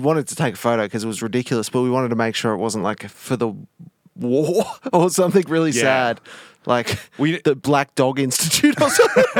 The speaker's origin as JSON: {"language": "English", "town": "Wollongong", "region": "New South Wales", "country": "Australia", "moved": "yes", "lives_now": "Sydney, Australia", "said": "We did the old Sydney, Wollongong originally."}